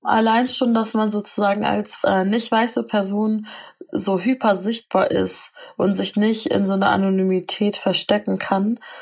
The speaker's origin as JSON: {"language": "German", "region": "Northern Germany", "country": "Germany", "said": "Ich sag meistens aus Norddeutschland"}